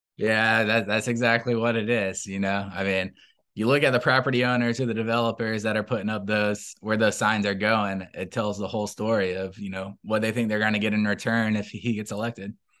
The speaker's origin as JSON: {"language": "English", "town": "Tallahassee", "region": "Florida", "country": "United States", "tie": "born or raised there", "said": "I grew up in Tallahassee. I'm, I'm from here"}